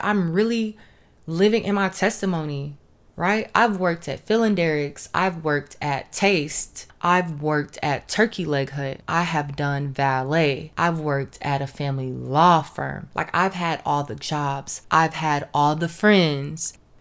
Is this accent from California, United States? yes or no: yes; Los Angeles, California, United States; now in Houston, United States; I was born in Los Angeles and currently I'm in Houston